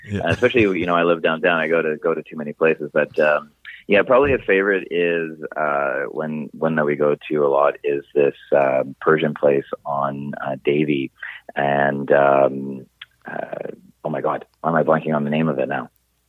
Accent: Saskatoon, Saskatchewan, Canada; now in Vancouver, Canada; It's not going to be cheap as Saskatoon, where I'm from

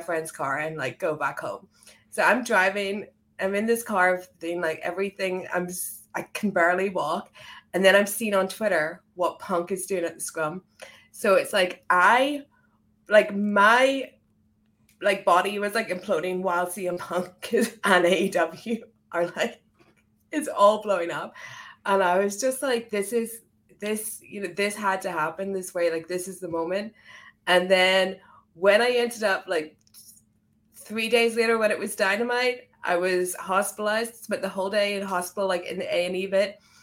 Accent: Ireland; now in United Kingdom; I'm from, I'm from Ireland. I live in the U K

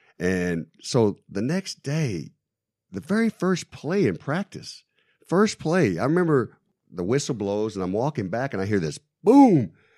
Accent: Texas, United States; I'm from Texas, man.

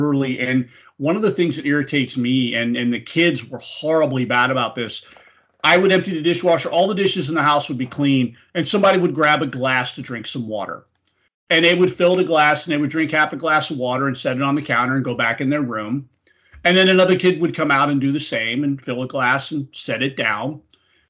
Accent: Florida, United States; also born or lived in Tennessee; I grew up and was born and raised in Florida

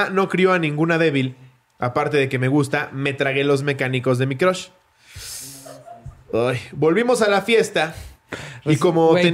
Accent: Mexico City, Mexico; soy de la Ciudad de México y mi familia es de Guadalajara.

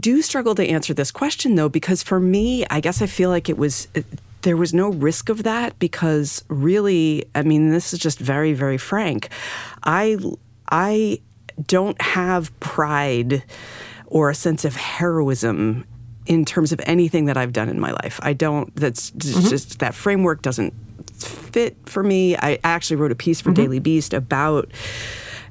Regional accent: New England, United States; moved away; I grew up in New England

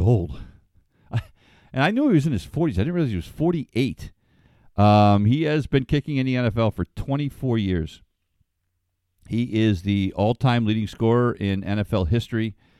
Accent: Ledyard, Connecticut, United States; I grew up in Ledger, Connecticut, where Foxwoods is now

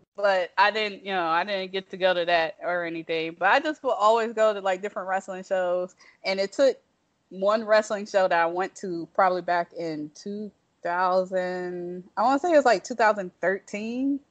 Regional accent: Toledo, Ohio, United States; moved away; also born or lived in Detroit, Michigan; The part of Ohio my, I'm actually from is Toledo

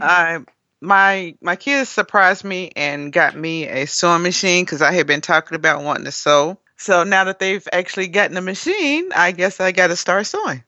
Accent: Gary, Indiana, United States; now in Nashville, United States; I'm originally from Gary, Indiana

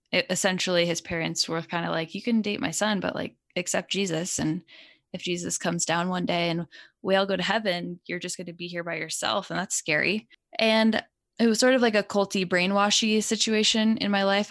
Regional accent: Connecticut, United States; I grew up in Connecticut

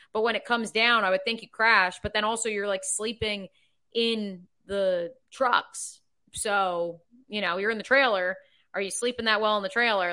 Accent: Freehold, New Jersey, United States; moved away as an adult; also born or lived in Ithaca, New York / Midwest; my hometown of Freehold, New Jersey

